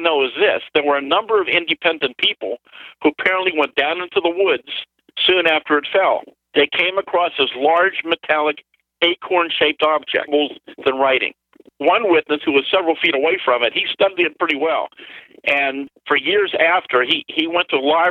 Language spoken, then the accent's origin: English; Greensburg, Pennsylvania, United States; my hometown, over the city of Greensburg